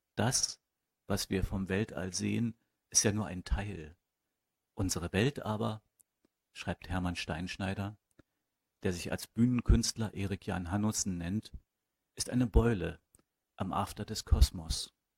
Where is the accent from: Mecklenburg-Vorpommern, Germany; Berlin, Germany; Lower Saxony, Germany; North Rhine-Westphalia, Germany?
Berlin, Germany; also born or lived in Stuttgart; Eigentlich bin ich äh, qua Zufall äh, gebürtiger Berliner. Ähm, ich bin groß geworden am Stadtrand von Berlin, am nördlichen Stadtrand